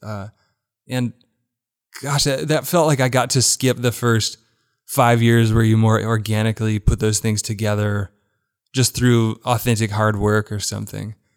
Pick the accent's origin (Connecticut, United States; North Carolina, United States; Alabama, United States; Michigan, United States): Alabama, United States; Birmingham; moved away as an adult; now in Nashville, United States; I grew up in Birmingham. U A B was footsteps from my house